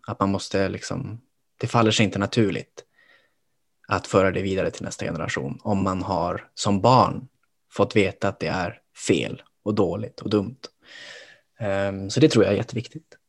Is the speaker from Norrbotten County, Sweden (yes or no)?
yes; Kiruna, Norrbotten County, Sweden; moved away as an adult; now in Stockholm, Sweden; även om jag är från Norrbotten så växte jag upp liksom i en stad. Åtminstone tyckte jag det själv, att det var ju en stad jag växte upp i, Kiruna